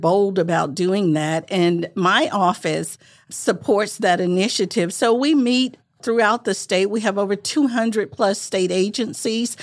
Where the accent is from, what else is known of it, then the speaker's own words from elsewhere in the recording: Manchester, Arkansas, United States; moved away; I'm originally from Arkansas, grew up in rural parts of Arkansas, very, very rural.